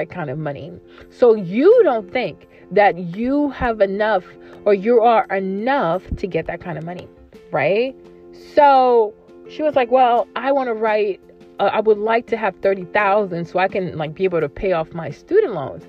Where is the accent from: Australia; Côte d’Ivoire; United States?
Côte d’Ivoire; I'm from the Ivory Coast, which is West Africa. I'm from Cote d'Ivoire